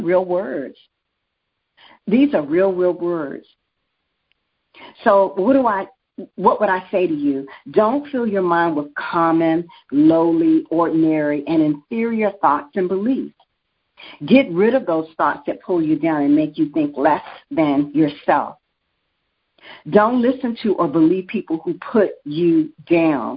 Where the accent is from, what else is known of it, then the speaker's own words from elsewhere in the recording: United States; As an American